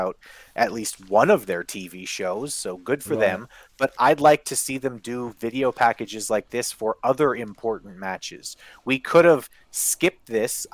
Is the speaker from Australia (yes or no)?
no; Winnipeg, Manitoba, Canada; also born or lived in Saskatoon; I'm from Winnipeg. But I lived in Saskatoon for a year